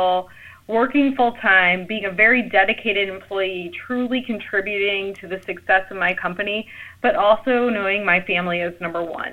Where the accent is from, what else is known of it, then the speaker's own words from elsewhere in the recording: St. Louis, Missouri, United States; I'm from the St. Louis area